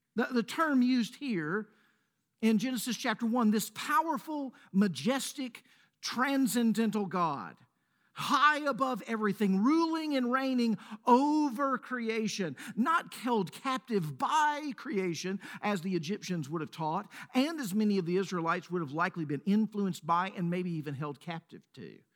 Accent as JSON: {"language": "English", "town": "Laurel", "region": "Mississippi", "country": "United States", "moved": "yes", "lives_now": "Middle Tennessee, United States", "said": "I say Mississippi. I might even go deeper. I might say Laurel, Mississippi"}